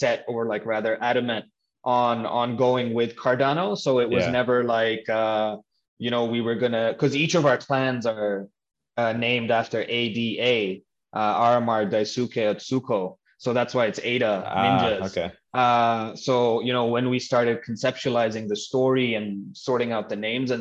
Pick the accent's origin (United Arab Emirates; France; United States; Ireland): United Arab Emirates; Dubai; moved away; I grew up in Dubai